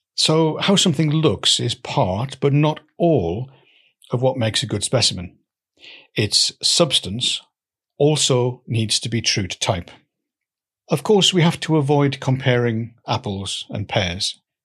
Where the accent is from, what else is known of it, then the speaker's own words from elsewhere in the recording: Newcastle, North East England, United Kingdom; moved away; also born or lived in Swansea; I grew up in Newcastle